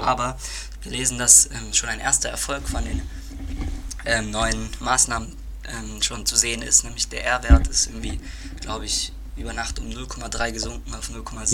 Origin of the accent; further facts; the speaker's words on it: Germany; bei uns in Deutschland